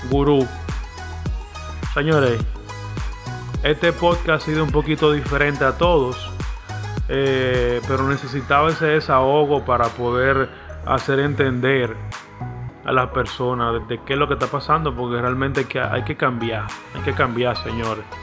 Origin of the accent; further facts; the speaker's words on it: Dominican Republic; yo estoy en mi país, en base a mi país, a lo que se habla en República Dominicana.